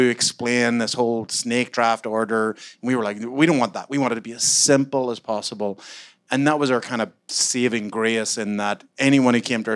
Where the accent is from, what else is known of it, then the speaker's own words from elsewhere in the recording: Ireland; I'm Irish.